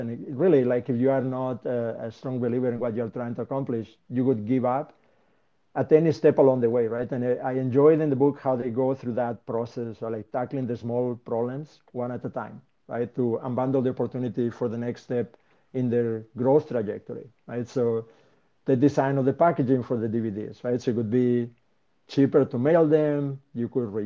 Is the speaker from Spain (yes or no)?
yes; Spain; moved away; my home country, right, in Spain.